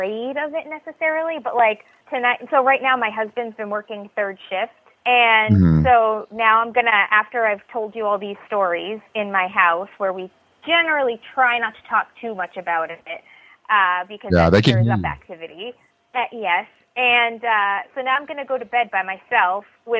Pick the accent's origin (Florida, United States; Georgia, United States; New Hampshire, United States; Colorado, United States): New Hampshire, United States; Somersworth; I grew up in Somersworth, New Hampshire